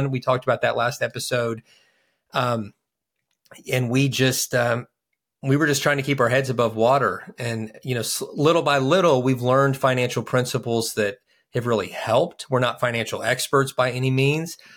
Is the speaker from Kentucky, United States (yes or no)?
yes; Kentucky, United States; We're from Kentucky